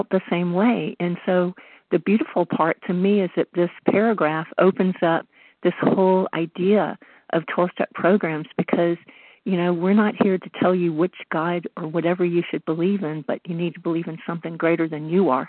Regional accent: the South, United States; now in Northern California, United States; I grew up in the South with a different kind of religion

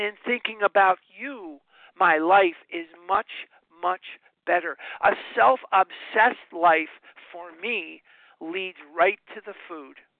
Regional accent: Chicago, Illinois, United States; now in Scottsdale, United States; I am born and raised in Chicago, but I now live in Scottsdale, Arizona

